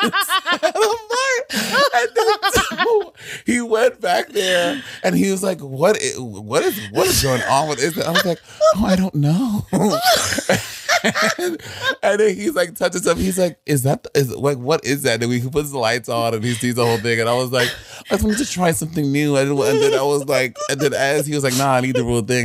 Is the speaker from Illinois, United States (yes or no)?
no; New York City, New York, United States; I am born and raised in Brooklyn